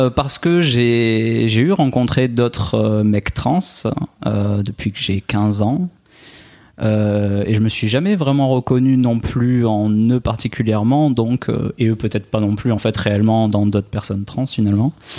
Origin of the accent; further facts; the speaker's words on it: Albi, Occitania, France; accent: accent chantant; now in Nice, France; je suis originaire euh, d'Albi à la base, à côté de Toulouse, mais en à ce moment j'habite à, Nice